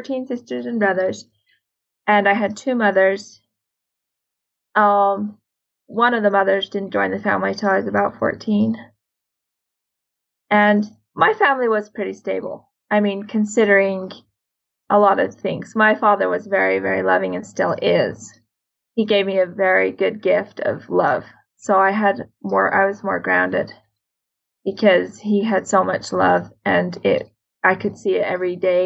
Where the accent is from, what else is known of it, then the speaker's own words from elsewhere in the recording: Sandy, Utah, United States; I was born in Sandy, Utah, where at that time many FLDS lived